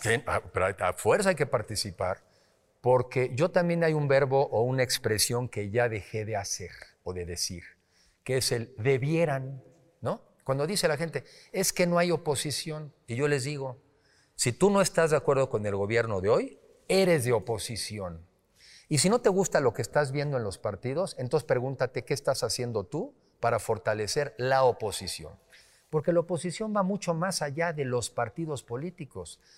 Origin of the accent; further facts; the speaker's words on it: Mexico; somos más los mexicanos que queremos un mejor país